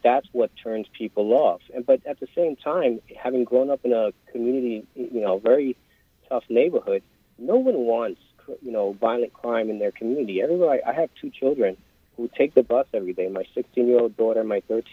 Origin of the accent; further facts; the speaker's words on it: New York City, New York, United States; growing up in East New York, Brooklyn, a young man of color